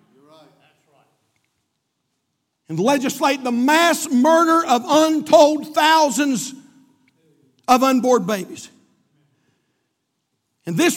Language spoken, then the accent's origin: English; United States; I'm glad I'm an American. I'm an American from the top of my head to the bottom of my feet